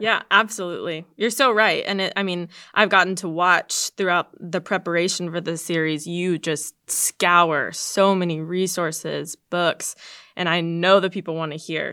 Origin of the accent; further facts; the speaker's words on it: Georgia, United States; I went to this small church in my hometown in Georgia